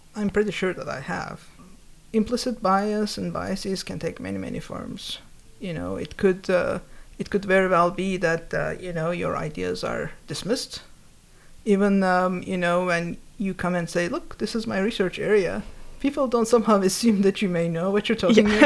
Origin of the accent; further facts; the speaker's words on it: Turkey; moved away; when I was growing up, I grew up in Turkey.